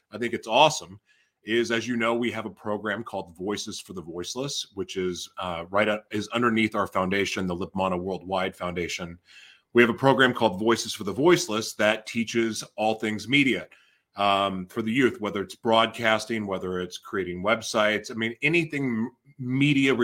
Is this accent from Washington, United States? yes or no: no; Oklahoma City, Oklahoma, United States; I grew up in Oklahoma City. I graduated from Westmore